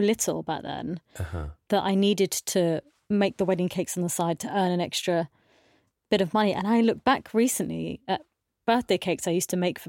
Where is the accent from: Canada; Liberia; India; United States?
India; Because I've been brought up that way. I'm Indian, and I'd been sort of told that I had to marry a doctor, a lawyer, or something.